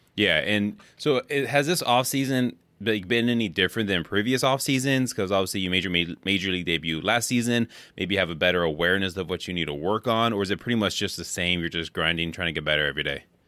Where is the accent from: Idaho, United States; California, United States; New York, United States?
California, United States; Bay Area; now in Wisconsin, United States; I grew up in California in the Bay Area, and now I live in here in Wisconsin.